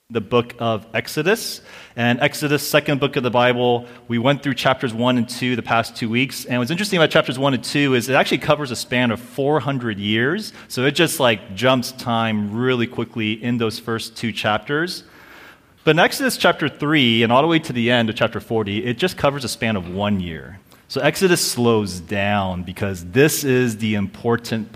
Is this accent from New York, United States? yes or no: no; California, United States; also born or lived in Orange County, California; I'm from California. I live in the OC